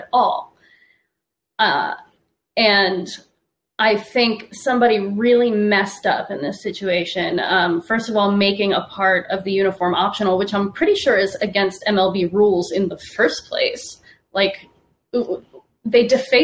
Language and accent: English; Tampa, Florida, United States; I was raised in Tampa.